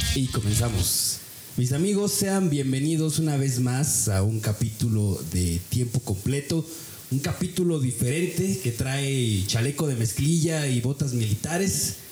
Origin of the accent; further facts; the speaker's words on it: near Tula, Hidalgo, Mexico; now in Pachuca, Mexico; yo crecí eh, cerca de Tula, bueno, aquí en Hidalgo